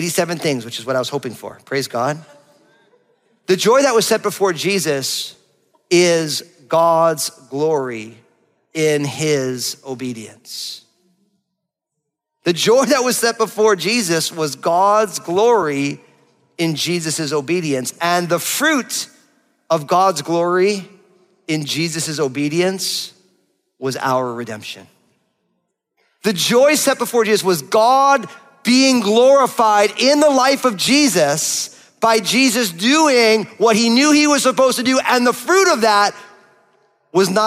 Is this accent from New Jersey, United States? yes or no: yes; New Jersey, United States; I'm from New Jersey